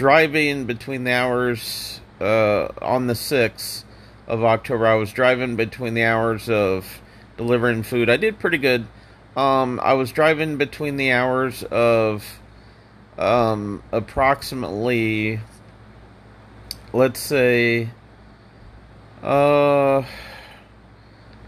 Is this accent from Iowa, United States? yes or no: no; Indianapolis, Indiana, United States; now in Central Florida, United States; Indiana, my home state. I'm from Indianapolis